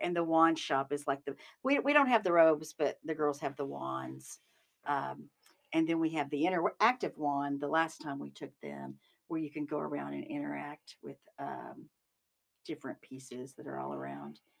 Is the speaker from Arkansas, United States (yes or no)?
yes; Arkansas, United States; I'm from Arkansas